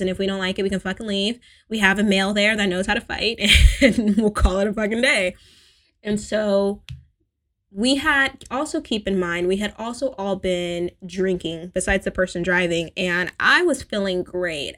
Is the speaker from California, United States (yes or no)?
yes; California, United States; as an American, as a spoiled Californian